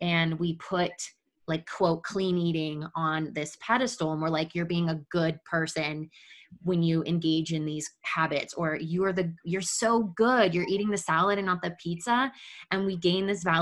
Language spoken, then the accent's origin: English; Midwest, United States; growing up in the Midwest and, you know, growing up in our Catholic Italian family